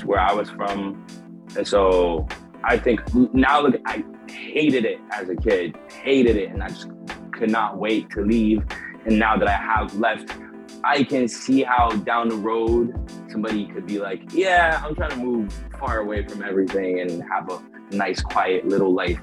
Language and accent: English; small Canadian town, Quebec, Canada; moved away; when I moved out of my hometown